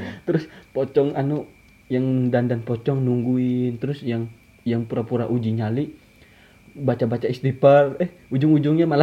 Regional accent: Kalimantan, Indonesia; kalau kata orang kita kan orang Kalimantan kan kita bisa ditegur juga kan apa ya bahasanya ya kepidaraan.

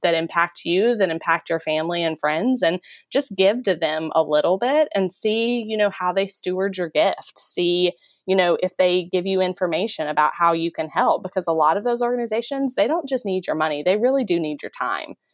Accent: Texas, United States; moved away as an adult; I'm from Texas

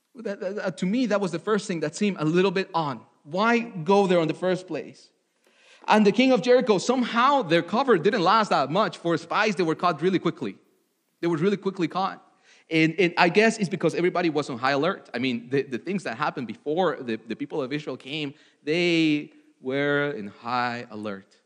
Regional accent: Mexico City, Mexico; moved away; I was born in Mexico City uh, to loving parents

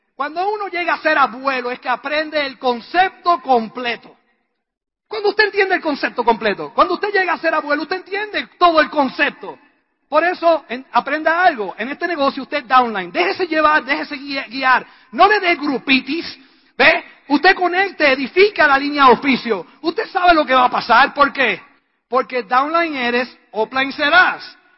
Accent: Puerto Rico; La respuesta mía, puertorriqueña

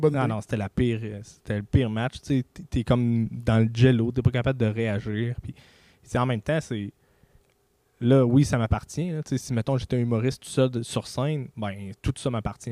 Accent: Canada; je suis Canadien

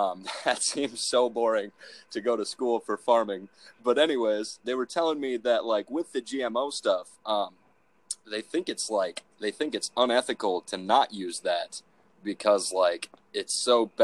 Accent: central Minnesota, United States; I am from central Minnesota.

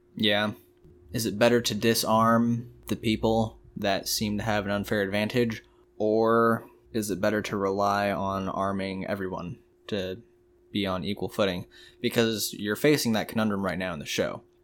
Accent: United States; we're American here

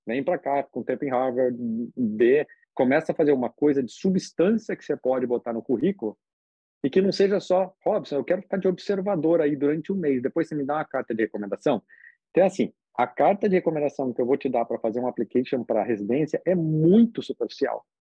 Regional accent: Brazil; moved away; eu sou brasileiro e, na verdade, eu sou bem brasileiro

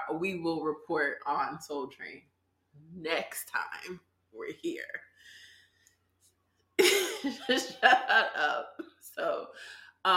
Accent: New York City, New York, United States; I'm from Brooklyn.

